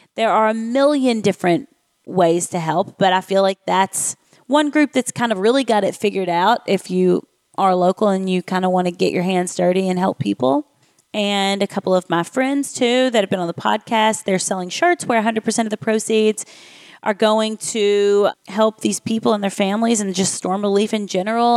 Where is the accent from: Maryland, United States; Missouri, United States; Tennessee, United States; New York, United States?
Tennessee, United States; Nashville; my hometown of Nashville, Tennessee